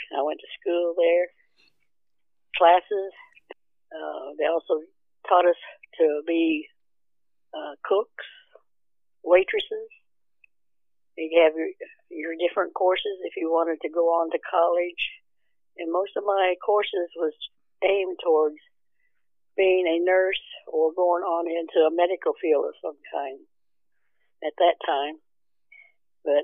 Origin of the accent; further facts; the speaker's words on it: Miami, Oklahoma, United States; also born or lived in Claremore, Oklahoma / Okinawa; I'm a Shawnee Nation. I'm the Eastern Shawnee Tribe of Oklahoma member. I was born in the Indian Hospital in Claremore, Oklahoma, and lived most of my life in Miami, Oklahoma.